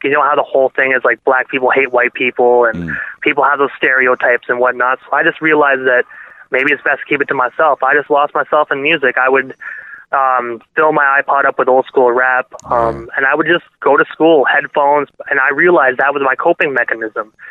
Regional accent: Brockville, Ontario, Canada; moved away as an adult; now in Prescott, Canada; Brockville, um, I, it's my hometown

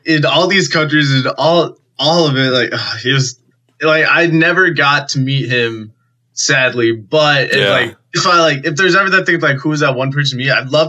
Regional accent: Keene, New Hampshire, United States; My hometown airport in Keene, New Hampshire

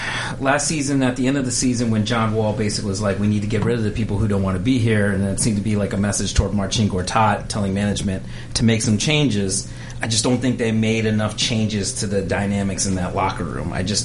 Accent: Maryland, United States; also born or lived in Washington, D.C.; I did move to Maryland at about 6 or 7.

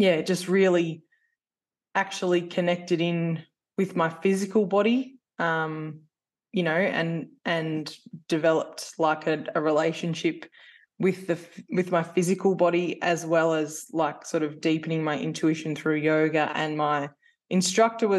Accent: New South Wales, Australia; moved away as an adult; I'm originally from New South Wales and I moved here because I was a baker pastry chef by trade

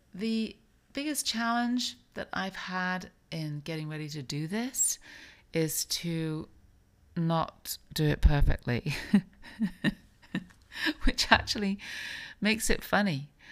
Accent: England, United Kingdom; also born or lived in New York; now in Palm Beach, United States; I grew up in England.

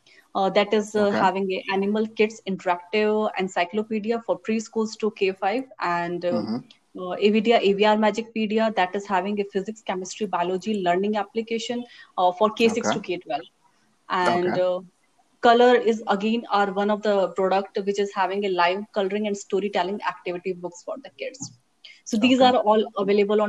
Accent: Rajasthan, India; moved away as an adult; now in Bangalore, India; I'm originally from Rajasthan

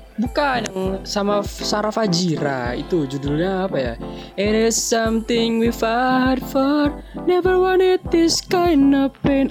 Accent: near Jakarta, Greater Jakarta, Indonesia; Sebenarnya nggak Jakarta juga, cuman nggak jauh dari Jakarta

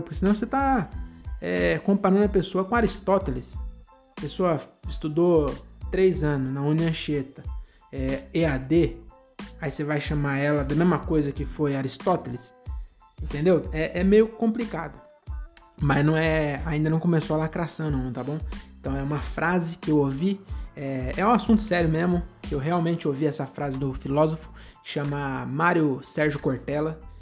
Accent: Francisco Morato, São Paulo, Brazil; now in Cajamar, Brazil; eu nasci e cresci é, em Morato, né? Francisco Morato

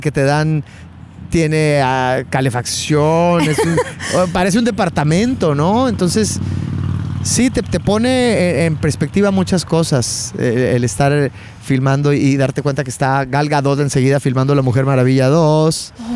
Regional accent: Chihuahua, Mexico; moved away as an adult; also born or lived in Mexico City, Mexico; now in Los Angeles, United States; cuando me vine a, México, de Chihuahua, mi, ciudad natal, a México

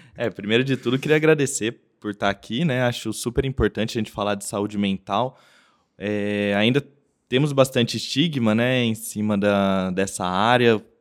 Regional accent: Bauru, São Paulo, Brazil; eu sou de Bauru

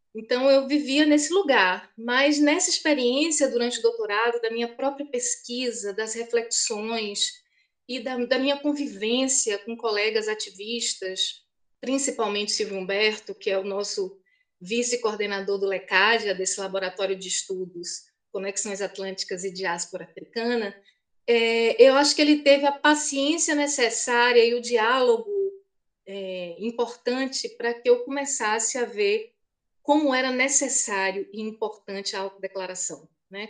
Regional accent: Feira de Santana, Bahia, Brazil; Eu nasci em Feira de Santana há 50 anos

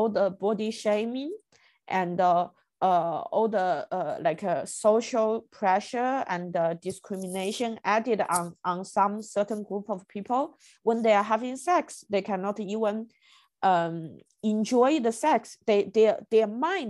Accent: China; moved away; I grew up in China

